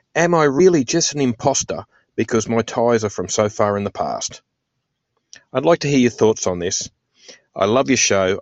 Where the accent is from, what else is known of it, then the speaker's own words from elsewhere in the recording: Australia; from Australia